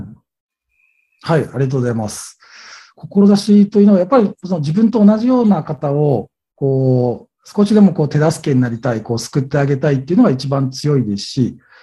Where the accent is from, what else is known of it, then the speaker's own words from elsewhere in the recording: Kurume, Fukuoka, Japan; 今、こう、住んでる地元の久留米、福岡県の久留米市に